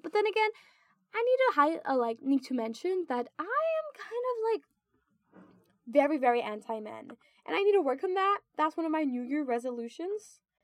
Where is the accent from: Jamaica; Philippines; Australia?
Philippines; moved away as an adult; now in United States; I go to college in the U.S. and I'm actually from the Philippines